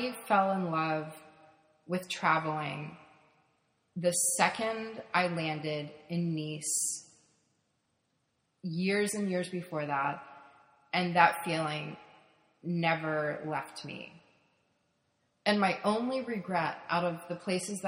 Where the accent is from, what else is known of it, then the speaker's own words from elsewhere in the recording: United States; I'm an American.